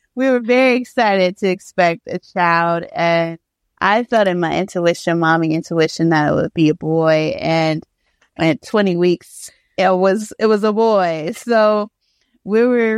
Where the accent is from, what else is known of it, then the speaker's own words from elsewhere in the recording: Ohio, United States; moved away; I'm from Ohio